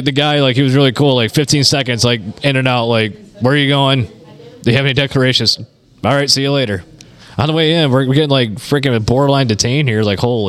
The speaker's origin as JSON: {"language": "English", "town": "Palms", "region": "Michigan", "country": "United States", "said": "I'm like, Palms. Because it's like Minden City."}